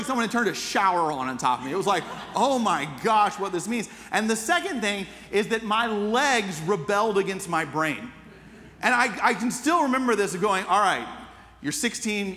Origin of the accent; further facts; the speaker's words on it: Atlanta, Georgia, United States; As a teenager growing up in Atlanta